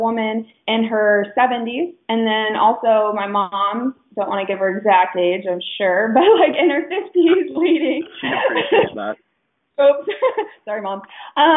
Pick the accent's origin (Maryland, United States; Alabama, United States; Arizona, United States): Arizona, United States; Phoenix; I am from Phoenix, Arizona. I love it here